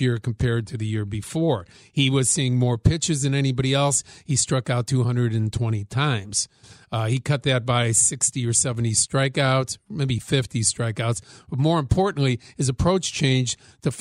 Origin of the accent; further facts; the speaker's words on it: Chicago, Illinois, United States; growing up in Chicago